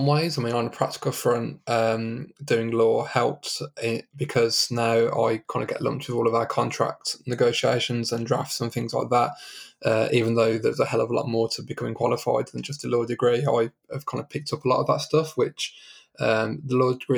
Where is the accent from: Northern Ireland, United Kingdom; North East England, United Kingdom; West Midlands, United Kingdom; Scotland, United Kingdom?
West Midlands, United Kingdom; Birmingham; moved away as an adult; also born or lived in London; now in Leamington Spa, United Kingdom; my home growing up was Birmingham. So I lived in Birmingham until 2010